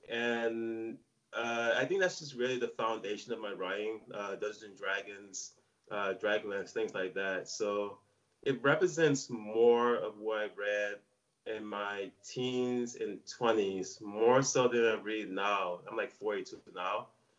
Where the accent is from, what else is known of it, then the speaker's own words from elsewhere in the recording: New Orleans, Louisiana, United States; moved away as an adult; also born or lived in Atlanta / New York; I'm originally from New Orleans, Louisiana.